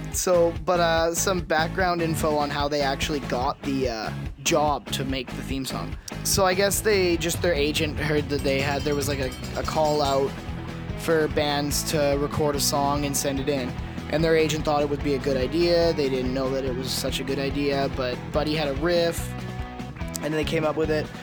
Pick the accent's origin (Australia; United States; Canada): Canada; we are Canadian